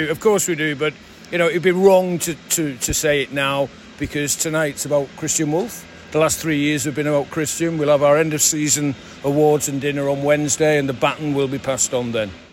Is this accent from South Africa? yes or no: no; St Helens, North West England, United Kingdom; my hometown club